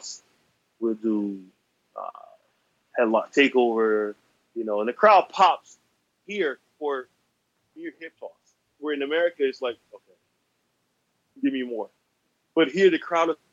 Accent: the Carolinas, United States; I'm from the Carolinas

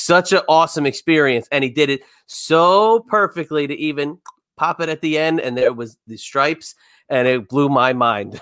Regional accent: New Jersey, United States; We're all from Jersey

